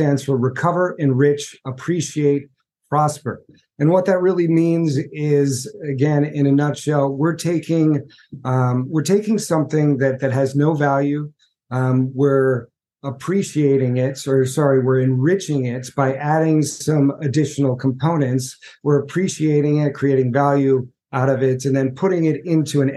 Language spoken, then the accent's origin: English; United States; I'm from the United States. I live just outside of New York City